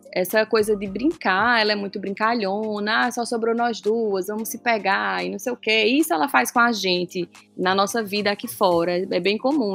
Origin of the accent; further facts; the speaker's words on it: João Pessoa, Paraíba, Brazil; eu sou de João Pessoa, Paraíba